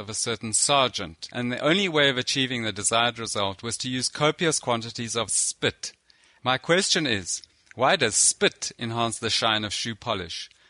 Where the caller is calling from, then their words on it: South Africa; I'm phoning you from South Africa.